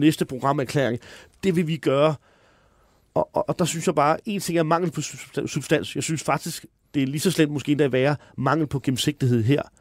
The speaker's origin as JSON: {"language": "Danish", "town": "Høje-Taastrup", "region": "Capital Region of Denmark", "country": "Denmark", "said": "jeg kommer fra Høje Taastrup"}